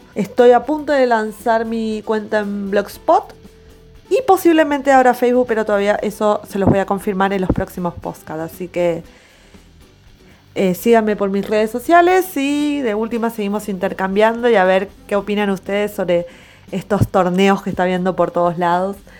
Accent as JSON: {"language": "Spanish", "country": "Argentina", "said": "somos todos argentinos"}